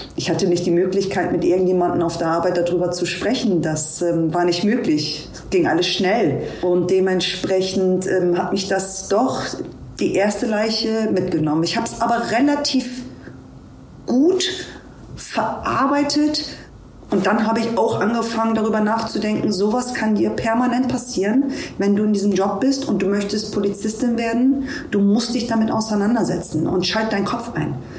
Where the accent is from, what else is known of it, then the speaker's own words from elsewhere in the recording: Hamburg, Germany; ich bin in Hamburg geboren